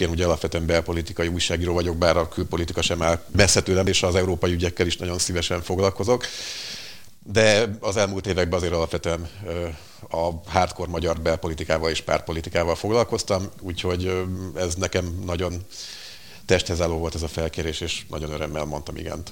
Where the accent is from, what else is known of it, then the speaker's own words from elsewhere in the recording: Székesfehérvár, Fejér, Hungary; Székesfehérvári vagyok